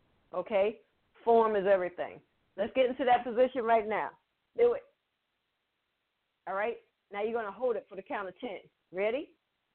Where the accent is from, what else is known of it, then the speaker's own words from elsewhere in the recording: New York, United States; Okay, I'm from New York. Some of you know, some of you don't. Everyone should. I'm from New York with dance skaters.